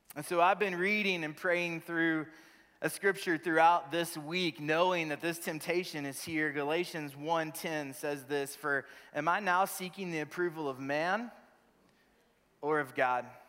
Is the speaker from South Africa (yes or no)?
no; Crowley, Texas, United States; moved away as an adult; also born or lived in Wichita Falls, Texas / Birmingham / Memphis / Vancouver, British Columbia, Canada; born in Wichita Falls, Texas, raised in Crowley, Texas, just south of Fort Worth on three and a half acres